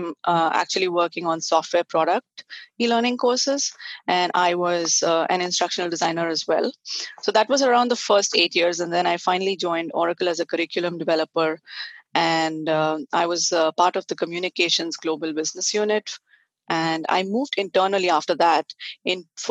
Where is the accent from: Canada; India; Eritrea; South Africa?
India; Hyderabad, Telangana; moved away as an adult; now in California, United States; So I grew up in India, and I was in Hyderabad for most of my life, and I studied science, and most of my schooling was in Hyderabad